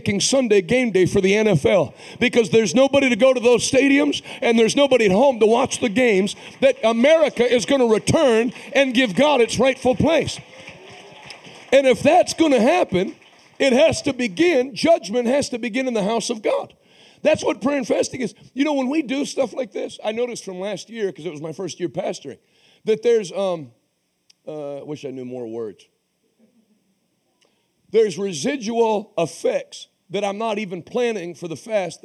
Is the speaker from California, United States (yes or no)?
no; Pittsburgh, Pennsylvania, United States; moved away; also born or lived in Massachusetts; I'm from Pittsburgh